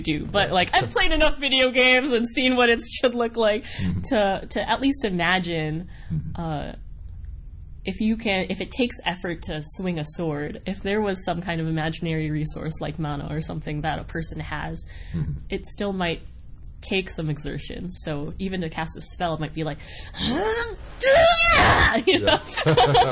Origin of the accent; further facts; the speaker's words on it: Wisconsin, United States; I grew up in Wisconsin